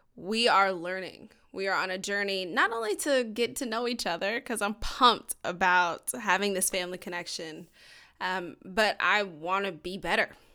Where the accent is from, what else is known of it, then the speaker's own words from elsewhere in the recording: Georgia, United States; we're both from Georgia